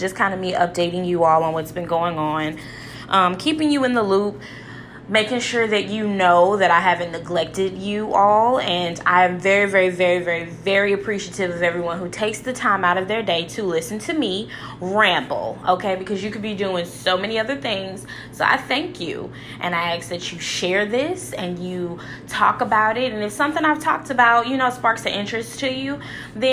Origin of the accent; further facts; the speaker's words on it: St. Louis, Missouri, United States; I'm just from St. Louis.